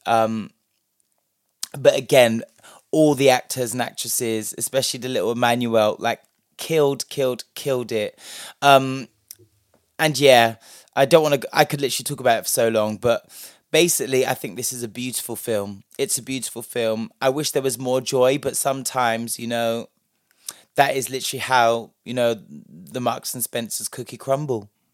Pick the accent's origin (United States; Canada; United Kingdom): United Kingdom; London; a black British person who grew up, me personally, partially in London